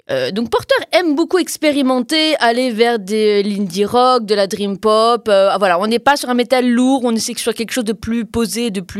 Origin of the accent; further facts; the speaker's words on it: Portugal; Je ne suis pas espagnole, je suis portugaise, hein, donc euh, ni mexicaine